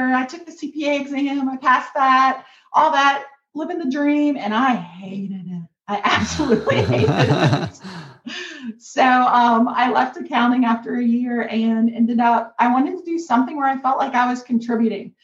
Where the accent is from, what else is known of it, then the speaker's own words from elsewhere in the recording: Kentucky, United States; I'm from Kentucky, a very small town in Kentucky, um, a rural community. Like I grew up